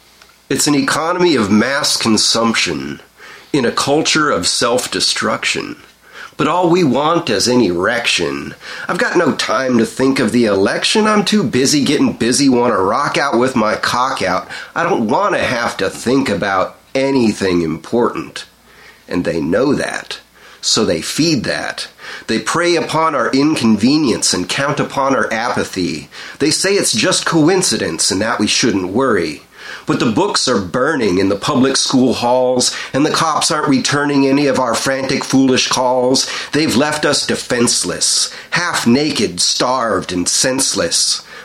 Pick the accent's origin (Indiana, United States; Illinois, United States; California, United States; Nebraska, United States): California, United States; Anaheim; also born or lived in North Dakota; So yeah, Cali. Anaheim, California.